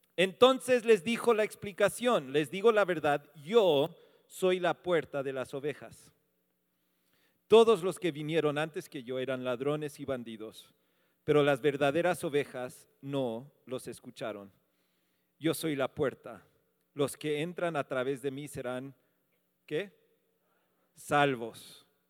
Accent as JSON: {"language": "Spanish", "country": "United States", "moved": "yes", "said": "soy un gringo"}